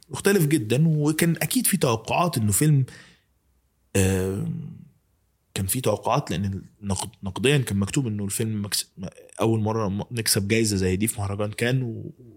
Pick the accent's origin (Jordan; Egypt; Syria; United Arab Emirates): Egypt; بتاعتنا كمصريين